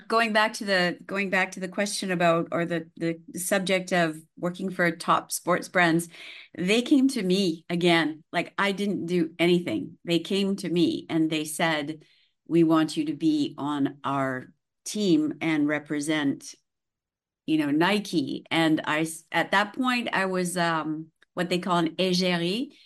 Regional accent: Saskatchewan, Canada; now in Nice, France; I grew up in the prairies, so I grew, I was born in Saskatchewan.

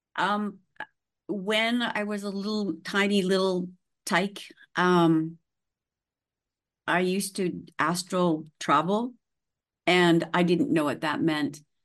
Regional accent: Saskatchewan, Canada; now in Nice, France; I grew up in the prairies, so I grew, I was born in Saskatchewan.

